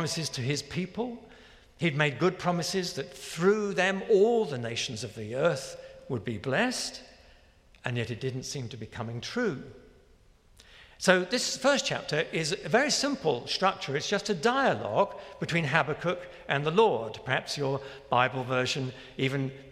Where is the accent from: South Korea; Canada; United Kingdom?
United Kingdom; London; the small church where I was brought up in London